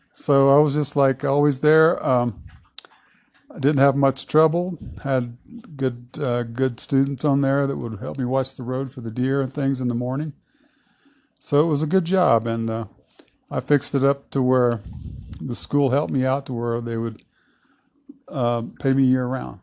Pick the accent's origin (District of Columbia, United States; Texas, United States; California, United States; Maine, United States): Texas, United States; Southeast; moved away as an adult; now in Lake City, United States; I'm from Southeast Texas. Mm-hmm. I uh, was born and raised down there on the family farm in the Big Thicket